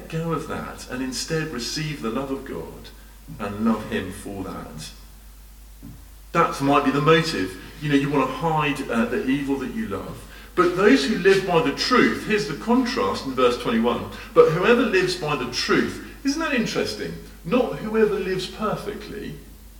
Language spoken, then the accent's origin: English; United Kingdom; as a Brit